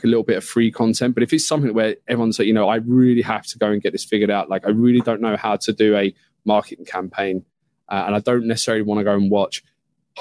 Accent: United Kingdom; being a Brit here

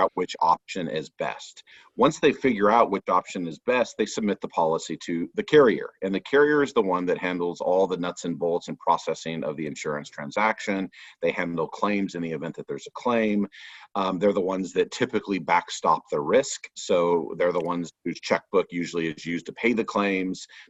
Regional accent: Southern California, United States; now in Austin, United States; I grew up in Southern California in an insurance agency family

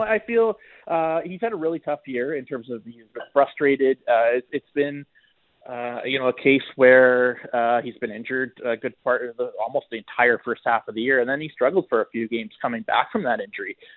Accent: Ontario, Canada; moved away as an adult; also born or lived in Western Canada; now in Edmonton, Canada; I grew up in Ontario and this is only my fourth year, uh, here

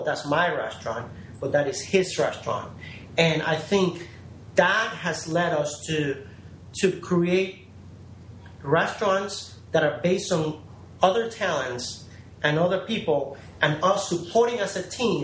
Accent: New Orleans, Louisiana, United States; I grew up here in New Orleans

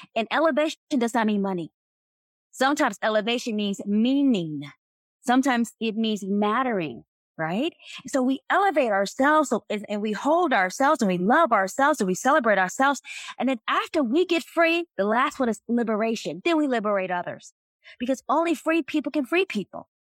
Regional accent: North Carolina, United States; I was raised in North Carolina

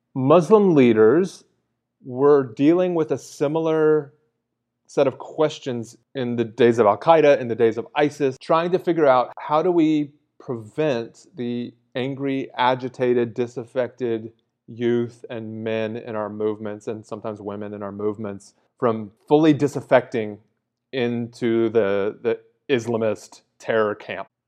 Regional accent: United States; as an American

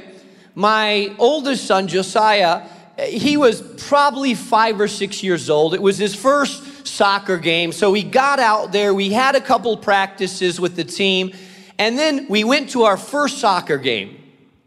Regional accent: Spain; moved away; I grew up in Spain

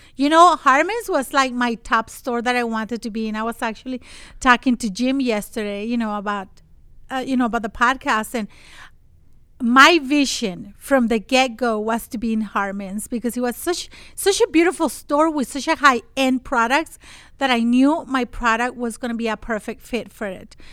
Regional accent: Monterrey, Nuevo León, Mexico; moved away as an adult; I'm from Mexico.

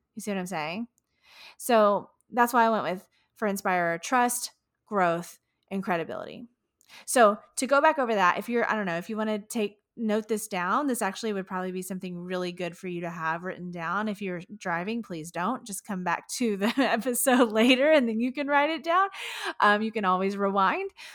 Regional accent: Houston, Texas, United States; here in my hometown of Houston, Texas

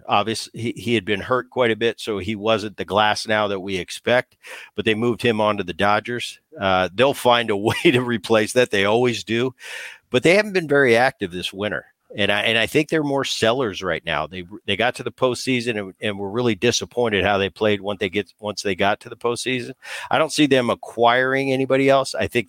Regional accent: New Jersey, United States; And that's when I was growing up in Jersey

